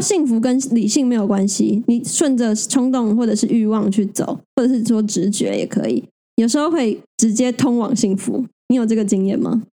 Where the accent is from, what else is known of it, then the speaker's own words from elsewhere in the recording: Taiwan; 我们生在台湾